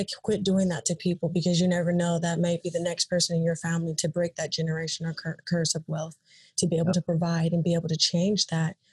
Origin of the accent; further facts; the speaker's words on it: the Bay Area, California, United States; I am from California, the Bay Area